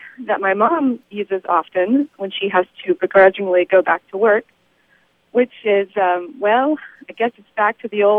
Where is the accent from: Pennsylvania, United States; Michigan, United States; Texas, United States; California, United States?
Texas, United States; moved away as an adult; also born or lived in Houston / Austin; now in San Diego, United States; I'm actually from Texas. I lived in Houston and Austin most of my life